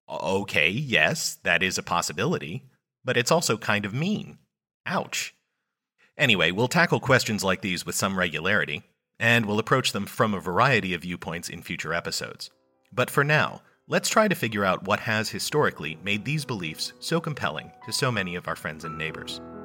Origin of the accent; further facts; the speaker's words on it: United States; I'm an American